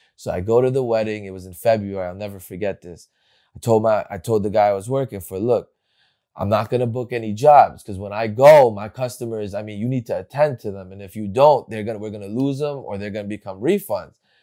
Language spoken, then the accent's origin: English; Bergen County, New Jersey, United States; I grew up in New Jersey. I went, uh, in Bergen County, right here